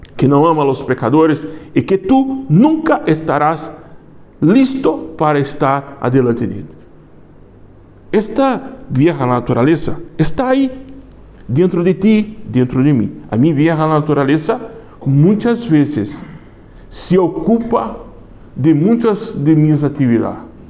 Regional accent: Brazil; accent: Brazilian; Spanish is a second language; now in Spain; Yo soy brasileño, se nota. Es fuerte acento, algunas palabras me escapan.

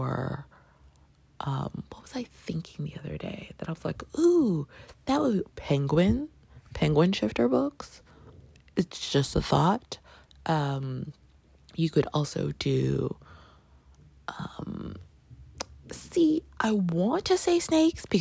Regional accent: Toronto, Ontario, Canada; I grew up in Canada

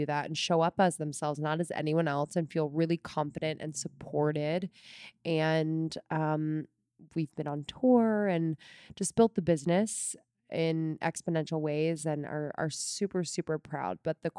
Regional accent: Newtown, Pennsylvania, United States; I grew up just north of Philadelphia in Bucks County, Pennsylvania, a little town called Newtown. And I was the oldest of four kids.

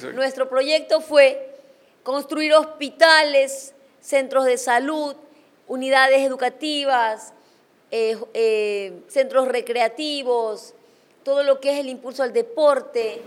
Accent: Chone, Manabí, Ecuador; en mi tierra, en Chone

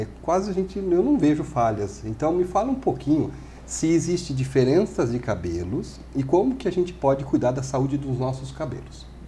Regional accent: Brazil; nós somos brasileiros

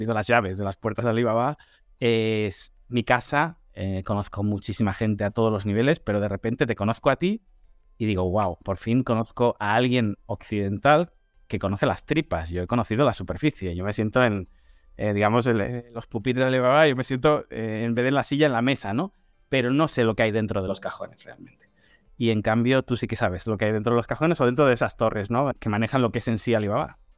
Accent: China; Eh, sabes cómo somos los chinos

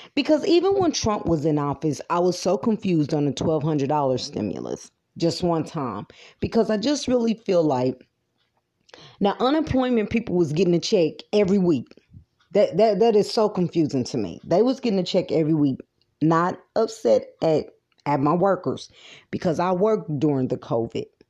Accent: United States; American people

